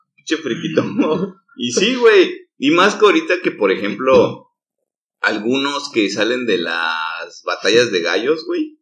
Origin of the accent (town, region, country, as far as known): Mexico